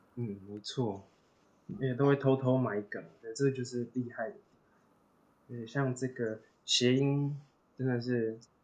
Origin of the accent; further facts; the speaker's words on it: Taipei, Taiwan; 身为台北人